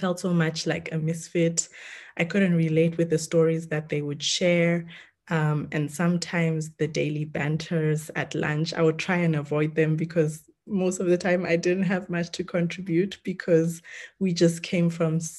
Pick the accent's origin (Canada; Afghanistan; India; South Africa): South Africa; also born or lived in Kenya; I'm Kenyan born, but raised in South Africa and went to school there and then started working there.